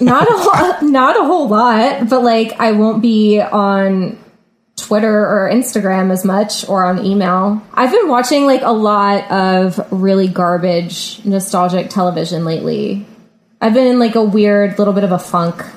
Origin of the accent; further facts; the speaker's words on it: Virginia Beach, Virginia, United States; moved away as an adult; also born or lived in New Orleans; now in New York, United States; I'm from Virginia Beach, Virginia